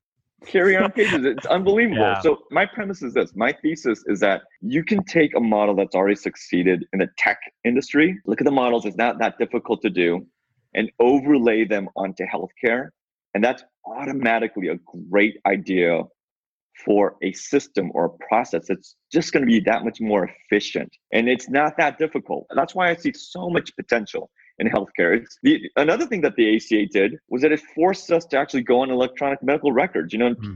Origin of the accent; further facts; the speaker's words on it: Seattle, Washington, United States; I'm from Seattle.